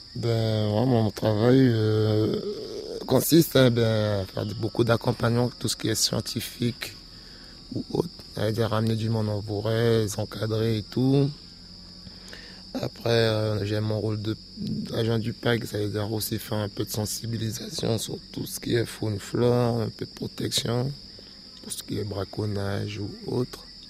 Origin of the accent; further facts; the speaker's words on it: Macouria, French Guiana; now in Saül, French Guiana; Mes parents sont d'ici, moi je suis de Macoria